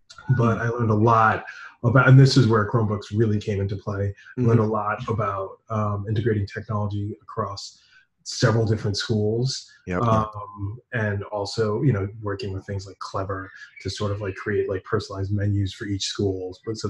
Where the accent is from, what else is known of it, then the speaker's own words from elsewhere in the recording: New York, United States; moved away; I'm originally from New York.